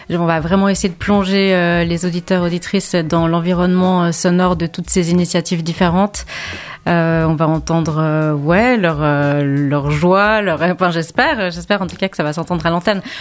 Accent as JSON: {"language": "French", "region": "Geneva", "country": "Switzerland", "said": "Je viens de Genève déjà"}